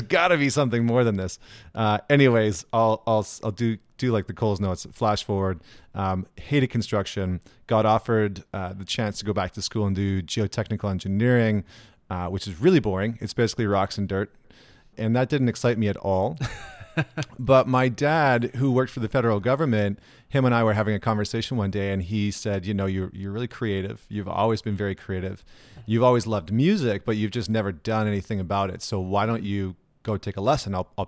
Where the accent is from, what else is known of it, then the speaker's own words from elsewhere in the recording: Edmonton, Alberta, Canada; So, I mean, I grew up in Edmonton, Alberta, which is in Canada.